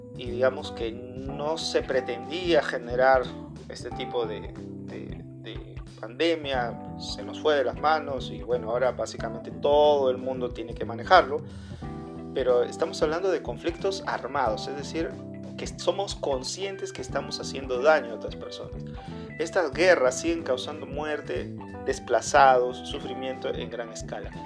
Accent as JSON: {"language": "Spanish", "country": "Peru", "said": "soy peruano"}